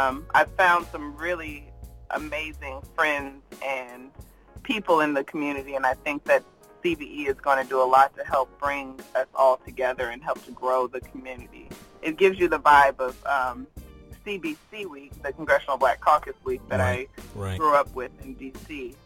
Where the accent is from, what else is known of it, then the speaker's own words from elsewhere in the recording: Virginia Beach, Virginia, United States; moved away as an adult; also born or lived in Washington, D.C.; now in San Francisco, United States; So I grew up in Virginia Beach, Virginia, on the East Coast.